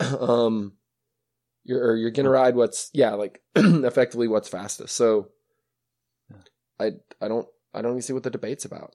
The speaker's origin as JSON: {"language": "English", "region": "Western Montana", "country": "United States", "tie": "born or raised there", "said": "I grew up in Western Montana"}